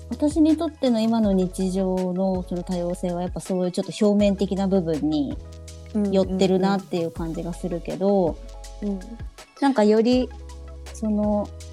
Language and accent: Japanese; Japan; 私は本当もう日本生まれ日本育ちです